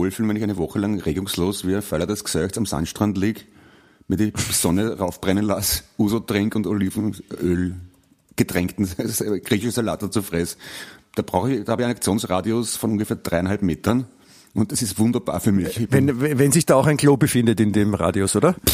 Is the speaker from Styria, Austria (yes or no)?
no; Vienna, Austria; mich als Wiener hinstellst, der ich ja bin und stolzer Wiener obendrein auch noch